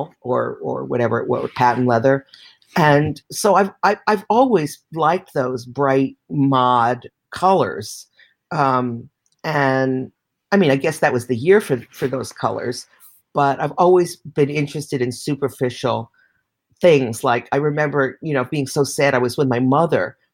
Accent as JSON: {"language": "English", "town": "New York City", "region": "New York", "country": "United States", "tie": "born or raised there", "said": "I came from Manhattan."}